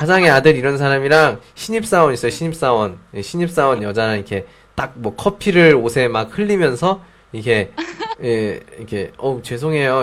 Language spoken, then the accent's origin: Korean; South Korea; first language Korean; 제 모국어니까 우리나라 말이니까